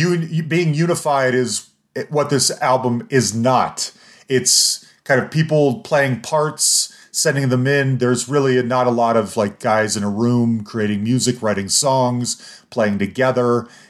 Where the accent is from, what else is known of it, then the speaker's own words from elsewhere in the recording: Salt Lake City, Utah, United States; I grew up in Salt Lake City, Utah, and bands just didn't come through Salt Lake City very often.